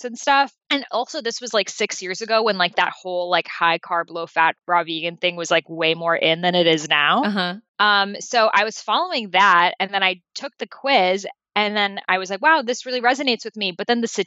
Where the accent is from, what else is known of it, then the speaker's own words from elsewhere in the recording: Boston, Massachusetts, United States; I grew up in Boston